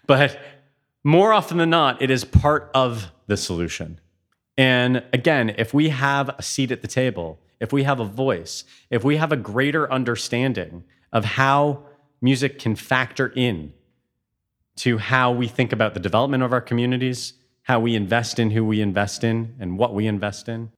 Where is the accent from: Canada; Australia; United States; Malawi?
Canada; Toronto, Ontario; moved away as an adult; also born or lived in Hamilton; now in Europe; I grew up in Toronto.